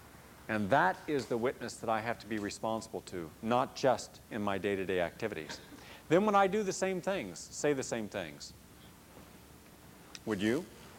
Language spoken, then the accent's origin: English; the South, United States; I wondered growing up in the South why so many educated people were still racist.